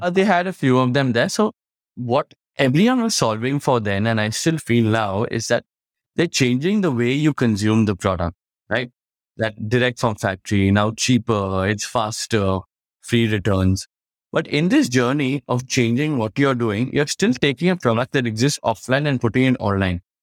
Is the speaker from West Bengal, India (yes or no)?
yes; Kolkata, West Bengal, India; I was from Calcutta, we had a main warehouse there